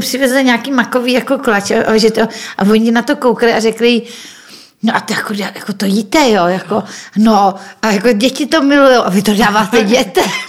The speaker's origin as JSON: {"language": "Czech", "country": "Czechia"}